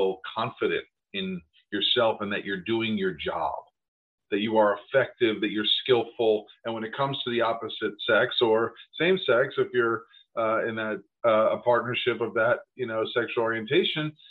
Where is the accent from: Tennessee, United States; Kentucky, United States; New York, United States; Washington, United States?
New York, United States; I grew up in New York